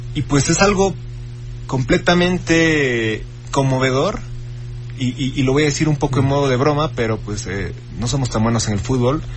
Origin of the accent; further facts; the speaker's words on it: Bolivia; now in Mexico; como ciudadano boliviano